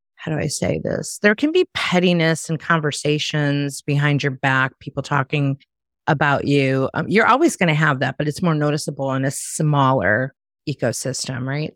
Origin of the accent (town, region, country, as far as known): Chicago, Illinois, United States; moved away as an adult; now in Myrtle Beach, United States